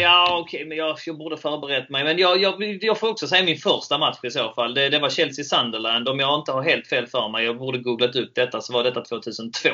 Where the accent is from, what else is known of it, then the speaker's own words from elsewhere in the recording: Helsingborg, Skåne, Sweden; Jag är ju från Helsingborg